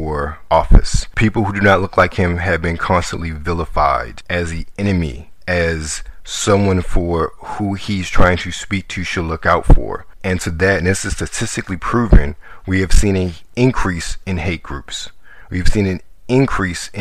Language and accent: English; Baltimore, Maryland, United States; born or raised there; also born or lived in Washington, D.C.